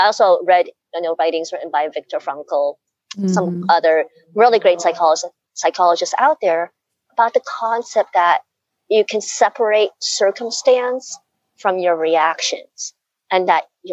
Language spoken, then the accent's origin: English; United States; I was brought up in a culture, I'm Chinese American